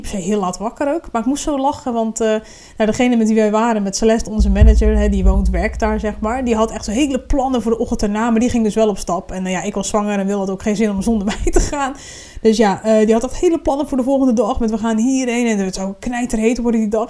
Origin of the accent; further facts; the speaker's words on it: Randstad, Netherlands; now in Groningen, Netherlands; ik kom uit Randstad